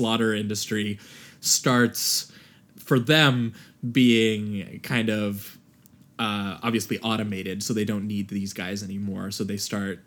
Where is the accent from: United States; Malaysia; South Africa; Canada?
Canada; as Canadian